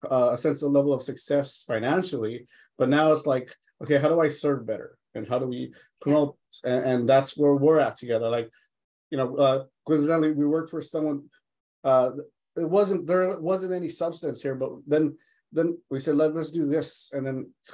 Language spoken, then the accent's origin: English; Los Angeles, California, United States; I grew up in Los Angeles in East Boyle Heights